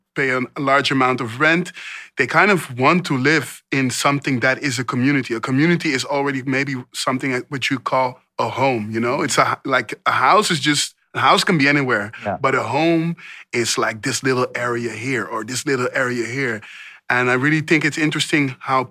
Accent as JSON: {"language": "English", "town": "Amsterdam", "region": "North Holland", "country": "Netherlands", "tie": "born or raised there", "said": "I was born and raised in Amsterdam North, which I'm very, very proud"}